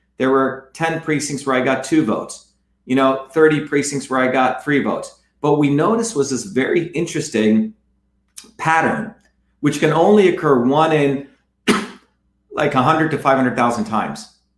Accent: India; You know, I grew up in India. My parents left India because of the caste system and the lack of freedom there and the corruption.

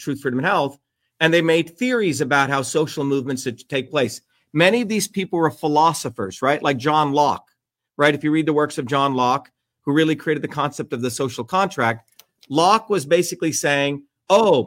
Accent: New Jersey, United States; also born or lived in India; I grew up in Jersey

